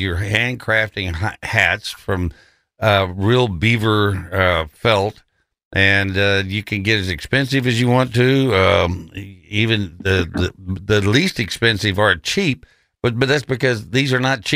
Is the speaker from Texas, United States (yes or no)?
yes; Texas, United States; now in Memphis, United States; I grew up in Texas